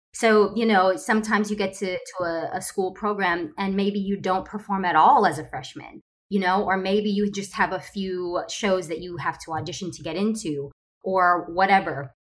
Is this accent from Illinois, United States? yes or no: no; Ohio, United States; moved away as an adult; now in Los Angeles, United States; I am originally from Ohio